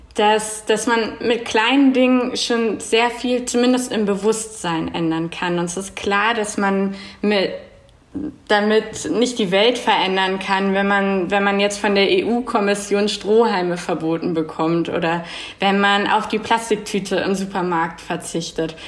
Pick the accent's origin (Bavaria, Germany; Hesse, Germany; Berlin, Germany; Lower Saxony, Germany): Berlin, Germany; moved away as an adult; now in Zurich, Switzerland; wohne in Zürich zurzeit, bin aus Berlin